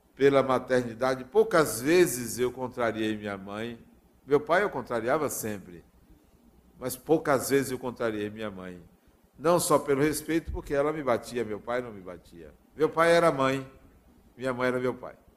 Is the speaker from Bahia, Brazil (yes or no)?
yes; Acajutiba, Bahia, Brazil; numa cidade do interior chamada Acajutiba, onde eu nasci